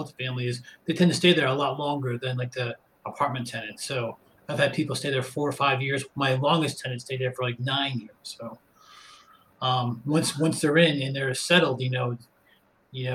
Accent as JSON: {"language": "English", "area": "Westchester County", "region": "New York", "country": "United States", "tie": "born or raised there", "also_born_or_lived": "North Carolina", "moved": "as an adult", "said": "I grew up right around Westchester County"}